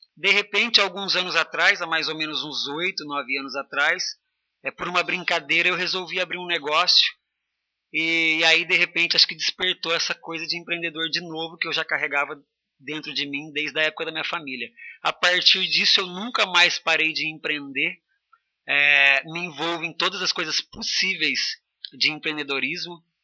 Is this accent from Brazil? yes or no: yes; Barretos, São Paulo, Brazil; moved away as an adult; now in Piracicaba, Brazil; eu sou de Barretos, foi onde tudo começou. É, até meus 17 anos